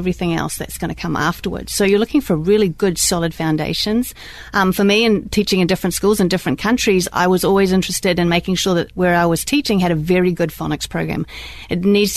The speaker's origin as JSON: {"language": "English", "country": "New Zealand", "moved": "as an adult", "lives_now": "Fridley, United States", "said": "I'm originally from New Zealand"}